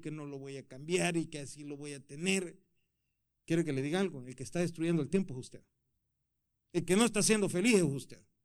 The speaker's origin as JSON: {"language": "Spanish", "country": "El Salvador", "moved": "yes", "said": "yo soy de Salvador"}